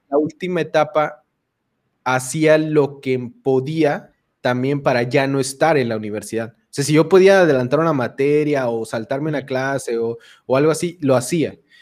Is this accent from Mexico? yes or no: yes; Chiapas, Mexico; also born or lived in Mexico City; de la Ciudad de México. Ahí nací, pero toda mi vida he vivido en Chiapas.